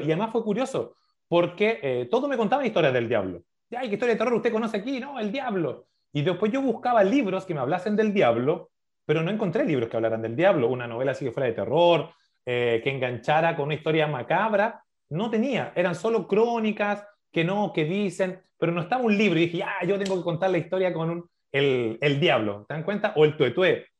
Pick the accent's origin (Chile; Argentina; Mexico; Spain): Chile; Maipú, Santiago Metropolitan Region; yo soy de Maipú